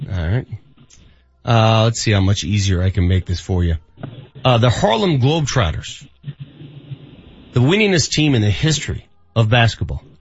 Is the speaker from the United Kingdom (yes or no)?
yes; the north of England, United Kingdom; moved away as an adult; now in Colorado, United States; from the north of England. I married somebody from Boulder, so I'm so, now in uh, Colorado.